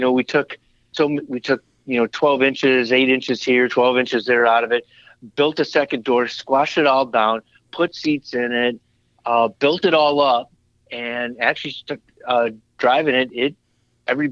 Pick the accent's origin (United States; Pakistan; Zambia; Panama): United States; Madison, Wisconsin; also born or lived in Janesville, Wisconsin / Fort Wayne, Indiana; growing up in Madison, Wisconsin